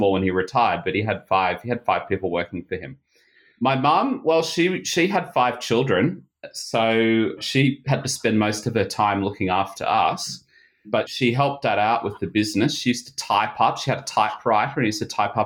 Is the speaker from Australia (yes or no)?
yes; Sydney, New South Wales, Australia; moved away as an adult; now in Japan; I grew up in Sydney, Australia